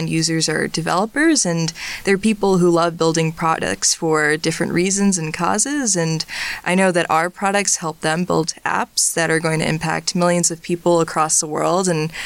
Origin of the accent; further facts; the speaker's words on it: Hightstown, New Jersey, United States; also born or lived in Urbana-Champaign, Illinois; I'm originally from Hightstown, New Jersey, which isn't too far from here